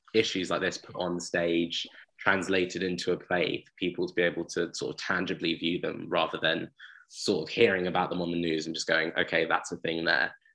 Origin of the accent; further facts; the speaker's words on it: Uxbridge, London, United Kingdom; I'm from Uxbridge